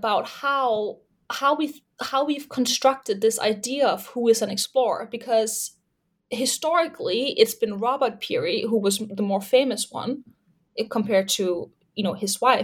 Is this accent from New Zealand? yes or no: no; Denmark; moved away as an adult; also born or lived in Leeds, United Kingdom / Toronto, Canada; I'm originally from Denmark.